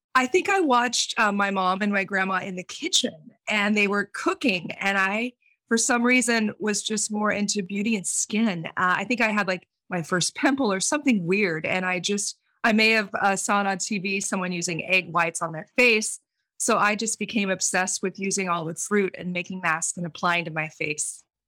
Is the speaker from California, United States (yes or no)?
yes; Central Valley of California, United States; I grew up in the Central Valley of California, and, and I grew up in a big farming family